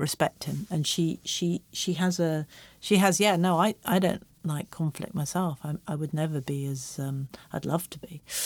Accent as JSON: {"language": "English", "region": "England", "country": "United Kingdom", "said": "I'm English"}